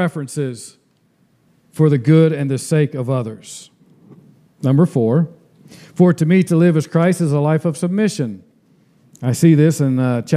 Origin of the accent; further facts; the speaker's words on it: United States; I'm an American citizen, but I'm a temporary one